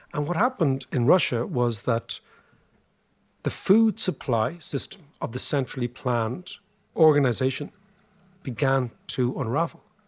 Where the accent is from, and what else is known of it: Ireland